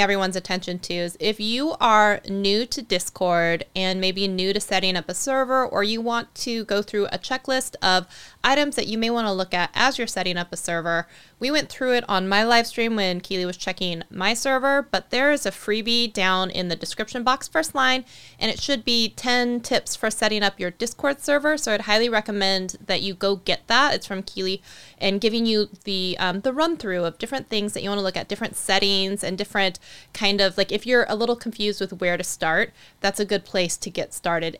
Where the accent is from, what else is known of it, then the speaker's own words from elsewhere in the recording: Eastern Washington, United States; Eastern Washington, where, you know, um, my hometown is